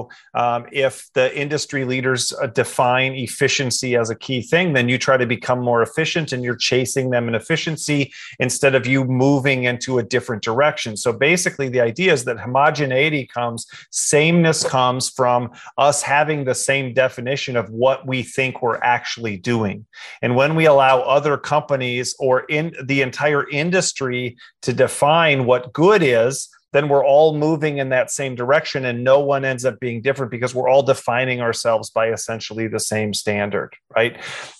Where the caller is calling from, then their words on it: Goldsboro, North Carolina, United States; Here I am in Goldsboro, North Carolina, just about an hour east of Raleigh.